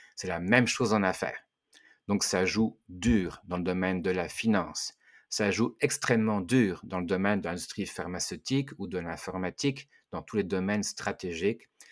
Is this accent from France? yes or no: yes; France; mon pays, puisque je viens de la France